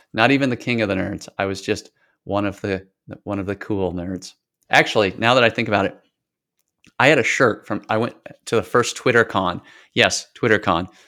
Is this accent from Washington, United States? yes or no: yes; Washington, United States; moved away as an adult; also born or lived in Idaho / California / Portland / Atlanta; I was born in Idaho, lived in California for a while, and then until I graduated high school, spent most of the rest of my time in Washington State